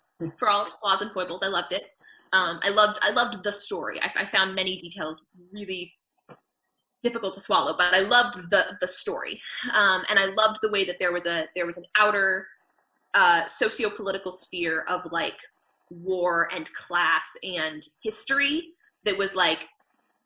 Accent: Portland, Oregon, United States; my hometown of Portland, Oregon

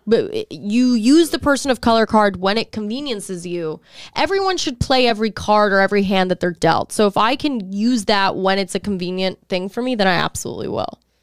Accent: Texas, United States; I'm from Texas

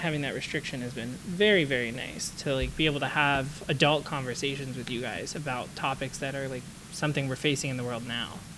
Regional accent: the South, United States; growing up in the South and going to a religious school

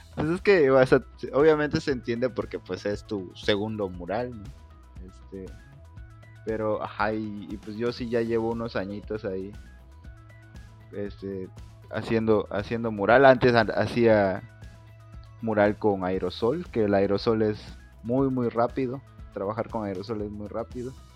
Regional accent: Campeche, Mexico; now in Mérida, Mexico; Yo soy de Campeche

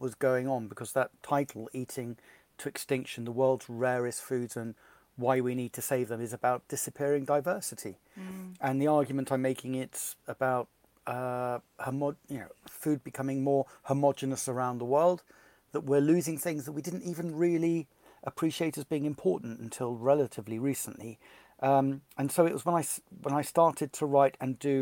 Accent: Bristol, South West England, United Kingdom; growing up in Bristol

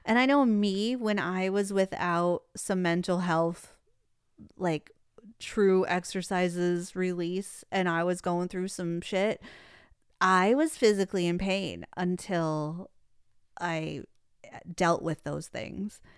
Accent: Detroit, Michigan, United States; now in Phoenix, United States; I'm from Detroit.

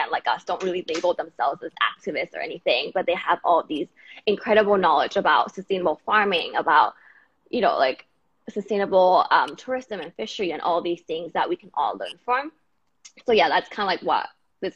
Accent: Bangkok, Thailand; moved away as an adult; now in New York City, United States; I'm from Bangkok, Thailand, but I'm currently in New York City right now

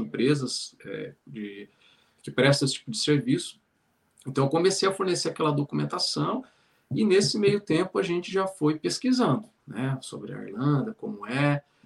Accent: São Paulo, Brazil; moved away as an adult; also born or lived in Espírito Santo / Ceará / Bahia; now in Ireland; Eu sou natural de São Paulo, né? Então, é, morei lá até os 18 anos

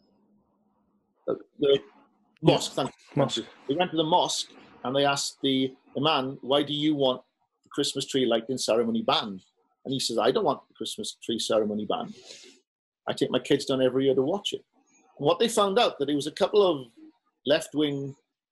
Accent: Wales, United Kingdom; moved away as an adult; also born or lived in Florida; now in San Francisco, United States; I'm Welsh.

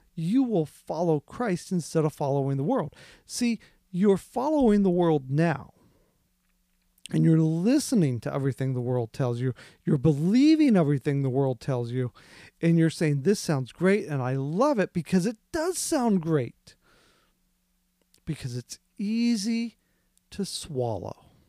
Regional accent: Midwest, United States; I grew up in the Midwest.

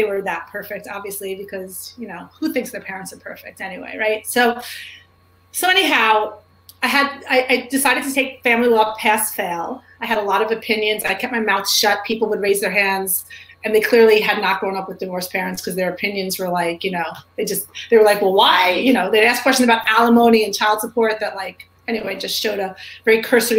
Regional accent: New York City, New York, United States; I grew up in New York City

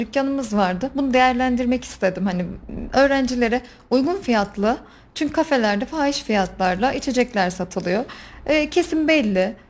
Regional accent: Kayseri Province, Turkey; 1987 Kayseri doğumlu

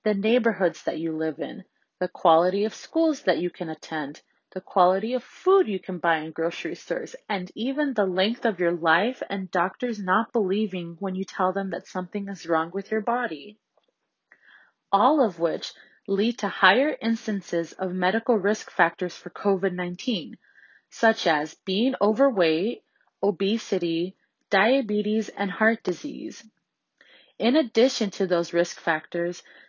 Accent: Los Angeles, California, United States; I grew up in Los Angeles, and as a child of Mexican immigrants

